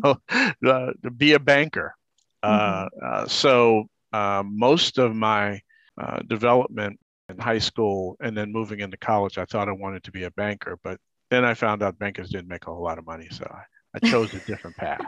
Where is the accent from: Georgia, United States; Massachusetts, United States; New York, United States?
New York, United States; New York City; I grew up in Harlem.